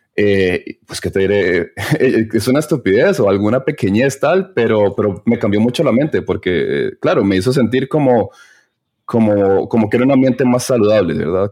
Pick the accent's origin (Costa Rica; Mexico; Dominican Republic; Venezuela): Costa Rica; moved away as an adult; now in Berlin, Germany; somos de Costa Rica, mi esposa es de Costa Rica